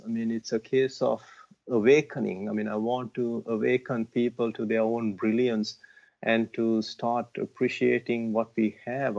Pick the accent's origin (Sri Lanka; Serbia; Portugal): Sri Lanka; born or raised there